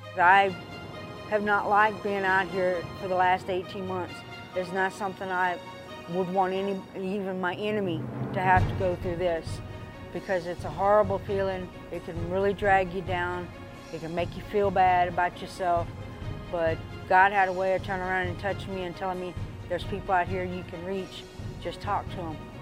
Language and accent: English; Dallas, Texas, United States; also born or lived in Mesquite, Texas / Paris, Texas / Garland, Texas; I grew up in Dallas, uh, as a small child in, in Mesquite. We moved from Mesquite to, uh, Paris, Texas.